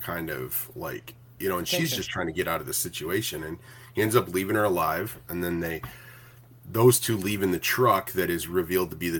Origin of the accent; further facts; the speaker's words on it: Minnesota, United States; my hometown in Minnesota